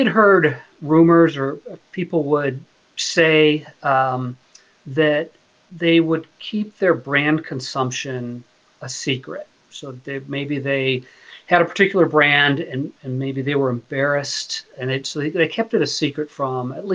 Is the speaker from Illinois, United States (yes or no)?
yes; Chicago, Illinois, United States; moved away as an adult; also born or lived in Ohio / Virginia; now in Kent, United States; I'm from Chicago. I went to grad school in Ohio, so I consider myself a Midwestern person, a Midwestern kid